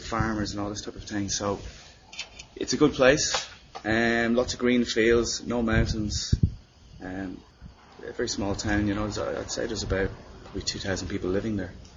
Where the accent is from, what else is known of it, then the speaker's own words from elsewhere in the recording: Enfield, County Meath, Ireland; also born or lived in Dublin; I'm from a small town about 30 miles away from Dublin called Enfield